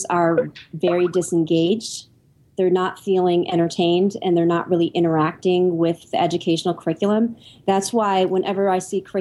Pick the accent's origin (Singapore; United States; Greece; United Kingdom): United States; Michigan; I grew up in Michigan